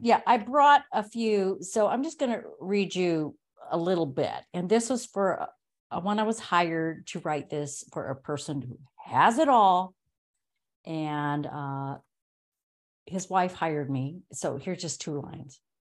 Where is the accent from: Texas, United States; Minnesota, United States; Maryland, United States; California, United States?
California, United States; Los Angeles; moved away as an adult; when I moved from Los Angeles, that's you know, I was born and raised there